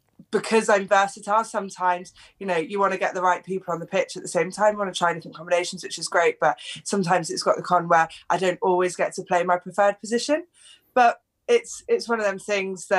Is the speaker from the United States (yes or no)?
no; England, United Kingdom; I grew up in England, but my whole family was Welsh